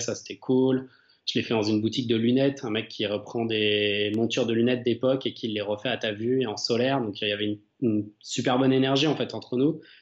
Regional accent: Chalon-sur-Saône, Bourgogne-Franche-Comté, France; J'habite et je suis né en fait à Chalon-sur-Saône

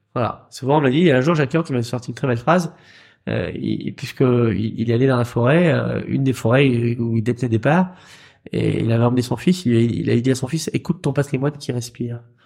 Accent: Rouen, Normandy, France; chez nous à Rouen

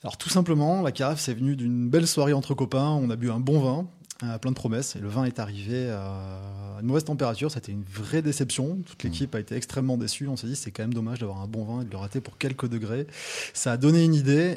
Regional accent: Toulouse, Occitania, France; moi, je suis toulousain

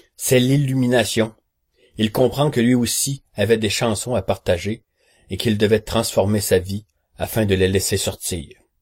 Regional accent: Quebec, Canada; accent: Québécois; Vous reconnaîtrez probablement à mon accent. Oui, oui, je suis québécois

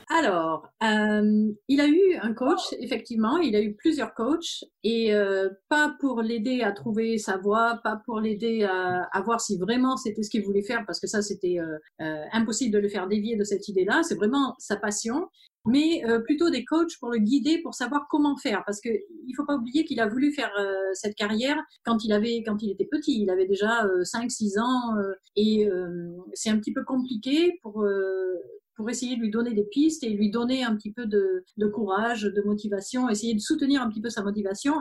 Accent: France; moved away as an adult; also born or lived in German-speaking Switzerland; now in Switzerland; nous sommes français, mais on habite en Suisse, en Suisse alémanique depuis 12 ans

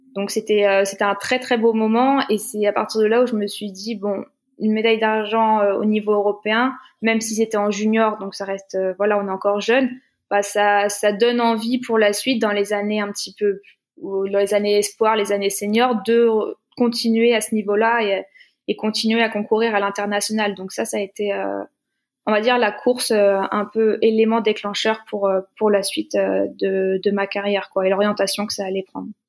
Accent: Blois, Centre-Val de Loire, France; moved away; also born or lived in Orléans / Lyon; Je suis de Blois, donc en région centre

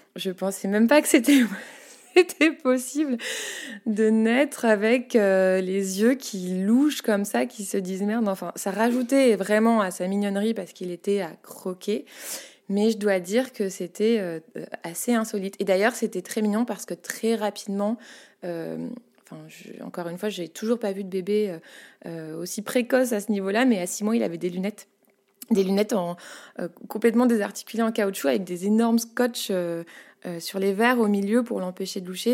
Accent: Paris, Île-de-France, France; J'ai grandi à Paris, euh, en, dans le centre de Paris, dans le 9e arrondissement

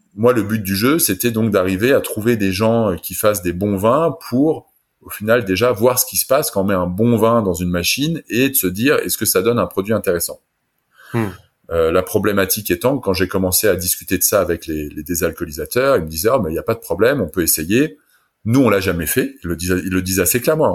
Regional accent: France; now in Germany; je suis français mais j'habite en Allemagne

